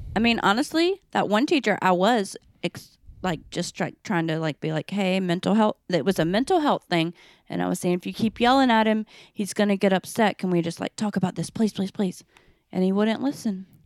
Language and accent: English; North Carolina, United States; accent: southern; now in New York, United States; I'm from North Carolina